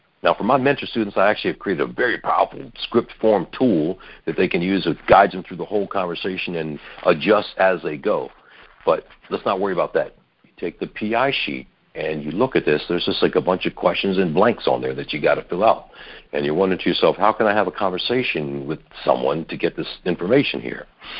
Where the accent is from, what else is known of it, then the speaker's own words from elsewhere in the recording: Silver Spring, Maryland, United States; also born or lived in Washington, D.C. / Virginia; I've been a D.C., Maryland, Virginia native. That's my hometown, is Silver Spring, Maryland, back in the day.